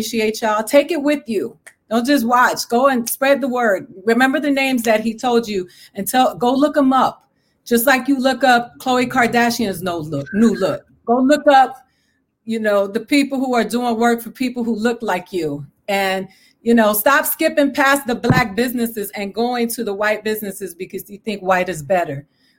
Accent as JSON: {"language": "English", "country": "Puerto Rico", "also_born_or_lived": "Dominican Republic", "said": "No, I come from Puerto Rico and the Dominican Republic, where anti-Blackness and racism"}